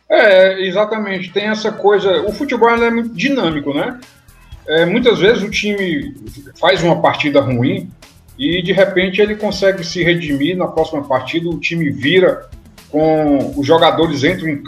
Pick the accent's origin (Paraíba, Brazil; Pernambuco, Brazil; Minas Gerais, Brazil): Pernambuco, Brazil; eu que sou pernambucano